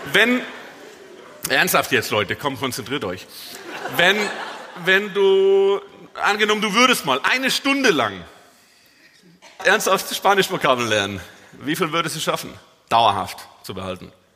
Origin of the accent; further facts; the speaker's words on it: Swabia, Germany; moved away as an adult; now in Dortmund, Germany; Gebürtiger Schwabe